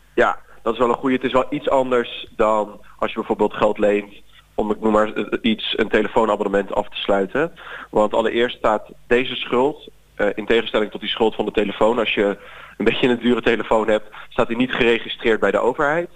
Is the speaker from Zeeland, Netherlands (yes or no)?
yes; Zeeland, Netherlands; moved away as an adult; also born or lived in Leiden; Ik ben opgegroeid in Zeeland